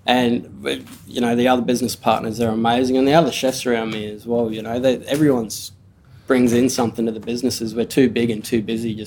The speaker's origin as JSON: {"language": "English", "town": "Cairns", "region": "Queensland", "country": "Australia", "tie": "born or raised there", "lives_now": "Brisbane, Australia", "said": "I grew up in Cairns. I was a teenager in Cairns. My family's from up there"}